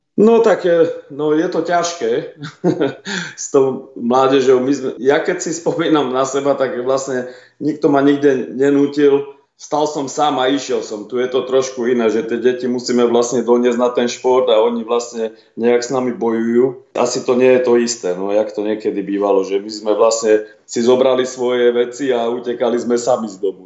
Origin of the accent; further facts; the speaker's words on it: Slovakia; now in Australia; Vyrastal som v Československu